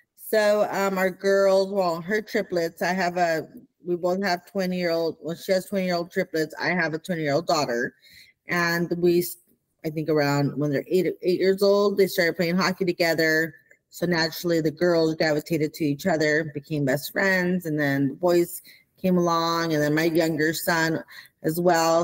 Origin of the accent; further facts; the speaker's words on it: Pico Rivera, California, United States; also born or lived in Los Angeles, California; I was raised in Pico Rivera, California